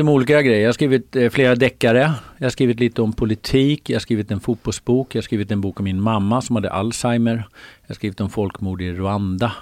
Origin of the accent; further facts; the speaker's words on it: Sollentuna, Stockholm County, Sweden; also born or lived in Uppsala; jag var född i Uppsala, bodde där i fem år med min storasyster och lillebror, mamma och pappa. Och sen flyttade vi till Sollentuna